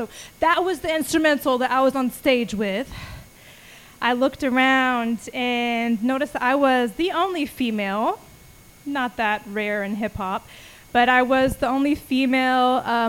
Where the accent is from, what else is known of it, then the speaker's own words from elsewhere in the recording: Austin, Texas, United States; I was like, I'm from Austin. I like smiling when I rap and, you know, singing about my heart.